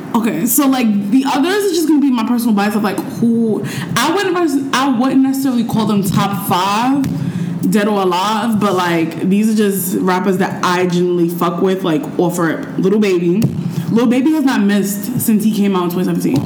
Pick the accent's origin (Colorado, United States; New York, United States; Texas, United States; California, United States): New York, United States; New York City; I'm just from Harlem